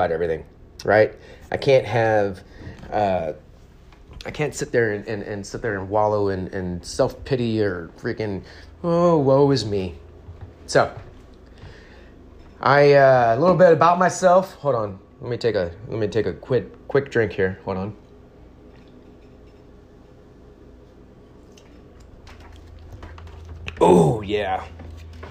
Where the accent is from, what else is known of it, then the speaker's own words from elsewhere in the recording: San Antonio, Texas, United States; also born or lived in Germany; I was born and raised in Texas, in San Antonio. I grew up here